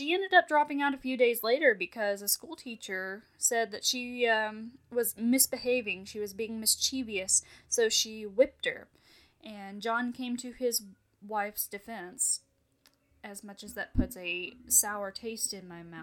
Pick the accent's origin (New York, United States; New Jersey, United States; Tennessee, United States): Tennessee, United States; my home state of Tennessee